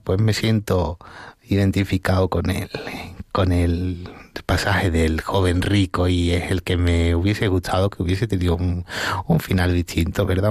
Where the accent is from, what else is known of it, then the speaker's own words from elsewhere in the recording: Marchena, Andalusia, Spain; moved away as an adult; also born or lived in Las Rozas de Madrid; now in Las Rozas, Spain; yo nací en un pueblo que se llama Marchena, que está en la provincia de Sevilla